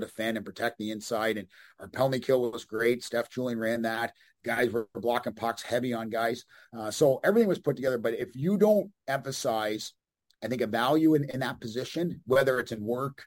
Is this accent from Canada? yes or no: yes; Canada; moved away as an adult; also born or lived in Amarillo, Texas / Bloomington; being a Canadian.